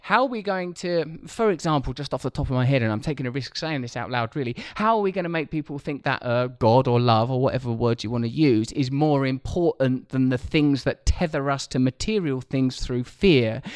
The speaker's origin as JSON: {"language": "English", "area": "Essex", "region": "East of England", "country": "United Kingdom", "tie": "born or raised there", "said": "I grew up in a pretty ordinary community, uh, a place called Essex"}